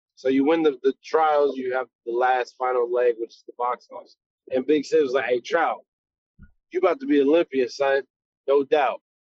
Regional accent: Las Cruces, New Mexico, United States; now in Houston, United States; I'm uh, you know, from New Mexico, but I should have been out here in Texas.

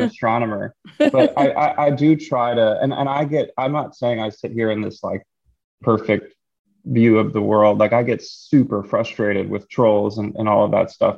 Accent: Philadelphia, Pennsylvania, United States; moved away as an adult; also born or lived in Los Angeles / New York City; I grew up in Philly, decided to move home

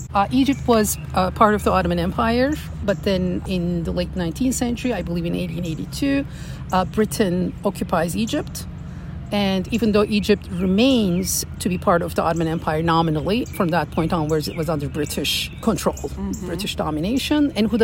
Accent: Istanbul, Turkey; now in Williamsburg, United States; I'm from Turkey.

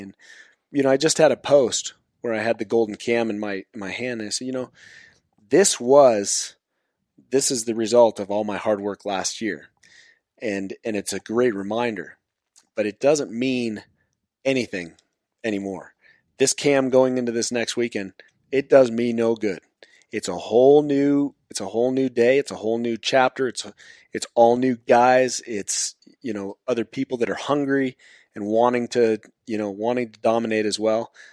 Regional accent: Zephyr Cove, Nevada, United States; also born or lived in Carson Valley, Nevada; I was born and raised here in Nevada, actually up in Zephyr Cove at Lake Tahoe.

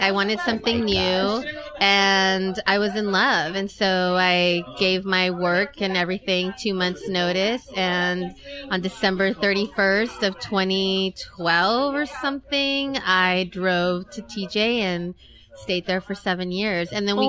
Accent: San Francisco, California, United States; moved away as an adult; also born or lived in Tijuana, Mexico; Yes, I was born and raised in San Francisco.

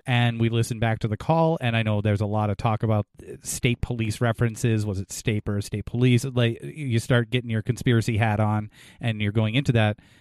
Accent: New England, United States; we're from New England

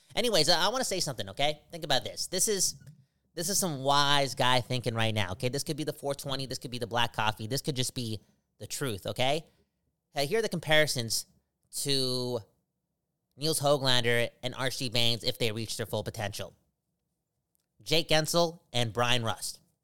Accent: Surrey, British Columbia, Canada; Surrey. That's my hometown

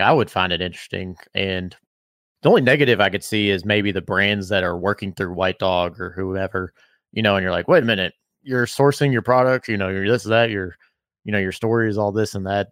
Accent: Bardstown, Kentucky, United States; I'm from Bardstown

